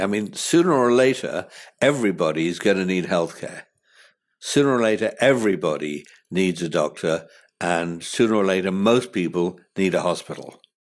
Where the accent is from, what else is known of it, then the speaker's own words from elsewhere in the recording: United Kingdom; moved away as an adult; now in United States; as a Brit coming here